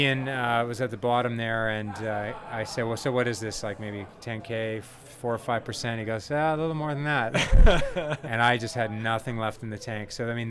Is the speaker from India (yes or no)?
no; Vancouver, British Columbia, Canada; now in Scottsdale, United States; I am originally from Vancouver, Canada. And I live now in Scottsdale, Arizona with my wife, beautiful wife, and Claudia, and Olivia, my 8-year-old daughter.